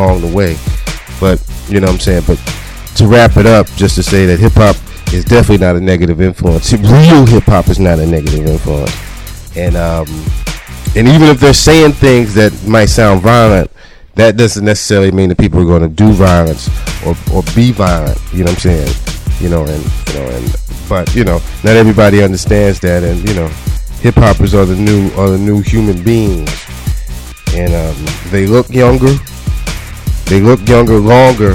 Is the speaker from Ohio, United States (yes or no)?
no; New York City, New York, United States; also born or lived in New Jersey; I'm from New York, and I was raised in New York and New Jersey.